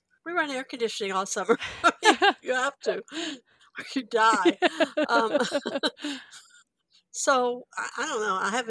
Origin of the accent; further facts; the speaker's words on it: West Texas, United States; now in Houston, United States; I grew up in West Texas, which would be more like the climate that Diane is in, except not as cold.